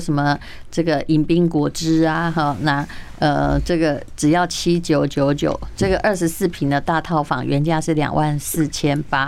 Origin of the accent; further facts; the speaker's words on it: Taiwan; 我台湾人